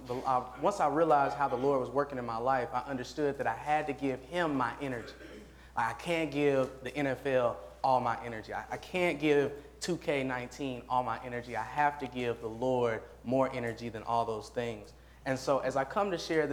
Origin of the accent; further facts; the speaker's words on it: Nashville, Tennessee, United States; I'm from Nashville, Tennessee